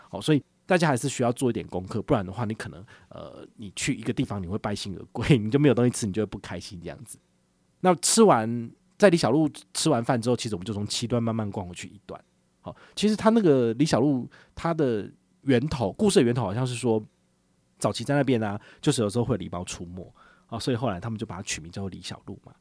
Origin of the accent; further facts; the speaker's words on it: Taiwan; 知道我们是台湾人